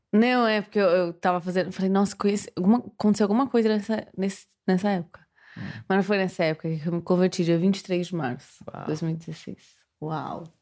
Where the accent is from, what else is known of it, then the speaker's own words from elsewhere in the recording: Guarulhos, São Paulo, Brazil; also born or lived in Catanduva; now in São Paulo, Brazil; eu morei minha vida inteira em Guarulhos. Então, morei até os 14, até os 13 em Guarulhos. Não, até os 14, é, até os 14 em Guarulhos.